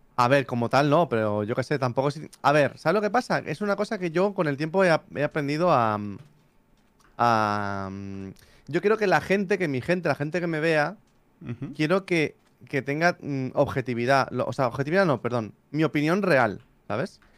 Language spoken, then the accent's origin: Spanish; Barcelona, Catalonia, Spain; nací en Españita, en Barcelona